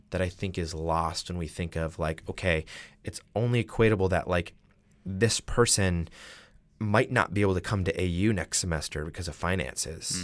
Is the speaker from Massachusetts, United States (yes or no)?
yes; Massachusetts, United States; I am from Massachusetts